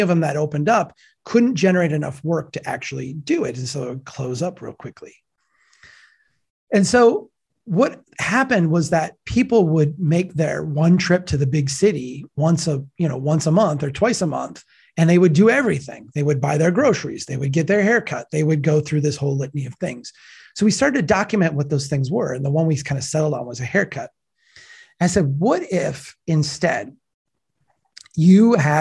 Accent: Brainerd, Minnesota, United States; Brainerd, Minnesota, my hometown.

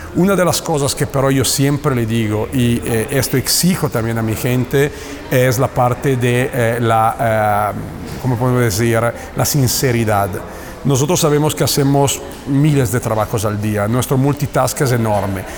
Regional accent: Italy; Spanish is a second language; moved away as an adult; now in Mexico; yo soy italiano, yo, estoy en México desde hace el 2005

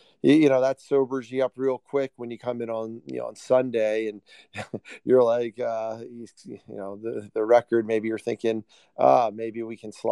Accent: New Jersey, United States; I grew up in South Jersey

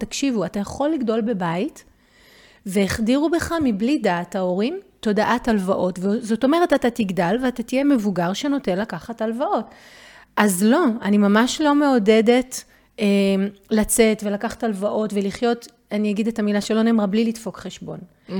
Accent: Israel; כולנו כישראלים

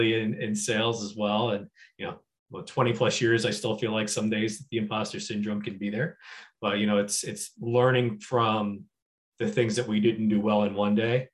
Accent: New Jersey, United States; moved away as an adult; also born or lived in Chicago; I'm a kid from New Jersey originally

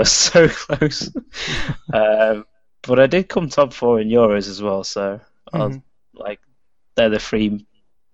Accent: Warrington, North West England, United Kingdom; I'm from a town called Warrington, which is like in between Manchester and Liverpool

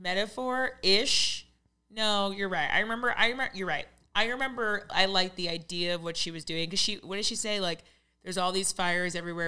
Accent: Raleigh, North Carolina, United States; I'm from Raleigh. I'm a farmer, Southern guy.

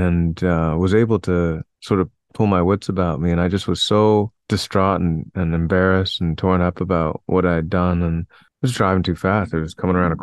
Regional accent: Toronto, Ontario, Canada; also born or lived in Maple Ridge, British Columbia; I was born in Toronto

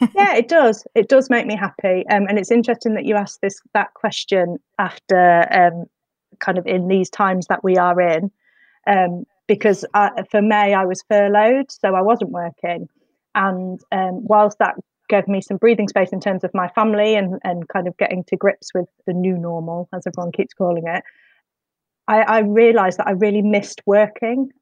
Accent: Midlands, United Kingdom; now in Whitley Bay, United Kingdom; I grew up in the Midlands

